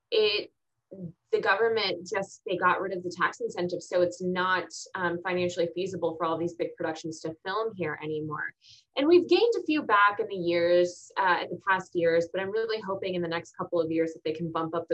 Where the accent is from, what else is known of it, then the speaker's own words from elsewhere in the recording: Texas, United States; also born or lived in Augusta, Georgia / Arizona / Virginia / Kansas; So then I was born in Augusta, Georgia. Then we moved to Arizona, Virginia, Kansas, and then Texas. Yeah. And then Texas. But I was in, I've been in Texas since I was eight, and a lot of my family is already here.